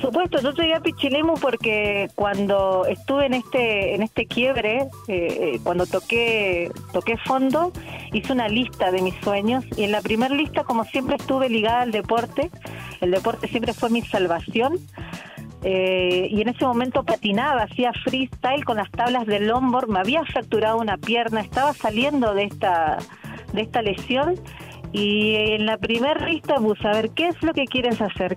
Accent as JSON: {"language": "Spanish", "region": "Misiones", "country": "Argentina", "moved": "as an adult", "lives_now": "Chile", "said": "soy argentina, sí, vengo de la, de la provincia de Misiones"}